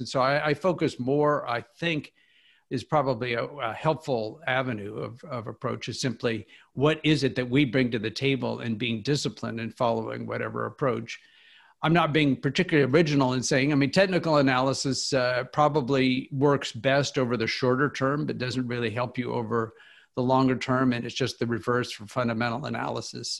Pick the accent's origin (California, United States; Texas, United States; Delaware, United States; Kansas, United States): Kansas, United States; moved away as an adult; also born or lived in Philadelphia / Oxford, England / Washington, D.C.; now in Chapel Hill, United States; I grew up in Kansas